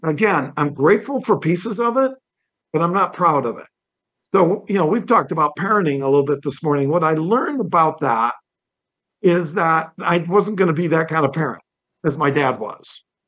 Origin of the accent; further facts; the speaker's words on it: Toledo, Ohio, United States; I was born in Toledo, Ohio, and my dad was a car dealer